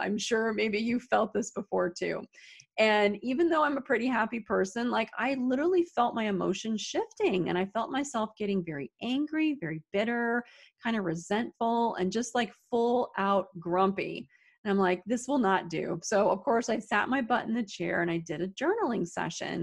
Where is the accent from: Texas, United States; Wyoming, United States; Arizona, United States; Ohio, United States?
Arizona, United States; now in upstate New York, United States; I'm originally from Arizona, but I live in upstate New York